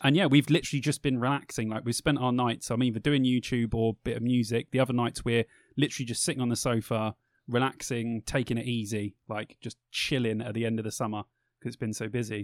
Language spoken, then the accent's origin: English; England, United Kingdom; we're British